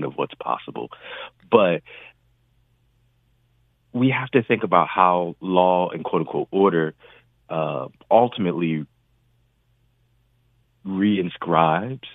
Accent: New Jersey, United States; I was a teen, I was from Jersey

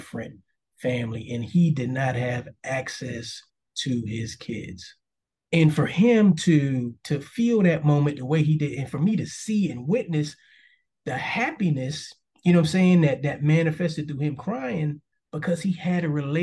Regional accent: New York City, New York, United States; I grew up in Harlem, first 10 years of my life

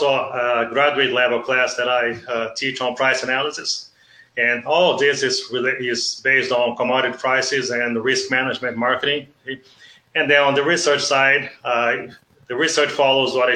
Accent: South Region, Brazil; moved away as an adult; now in Nebraska, United States; I was born and grew up in Brazil. Okay. So I'm originally from the South

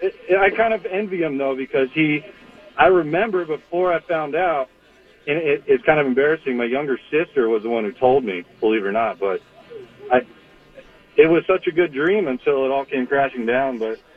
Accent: Oakland, Pennsylvania, United States; born there; I was born in Oakland, PA, but I've lived out here most of my life.

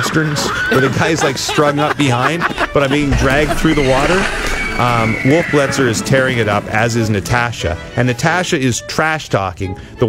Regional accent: Ottawa, Ontario, Canada; In the nation's capital, my hometown.

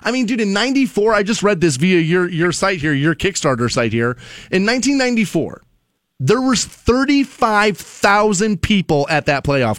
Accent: Cleveland, Ohio, United States; moved away; I'm from Cleveland originally

